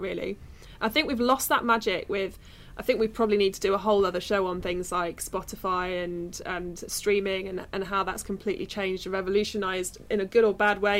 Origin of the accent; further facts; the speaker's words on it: Midlands, United Kingdom; I'm from the Midlands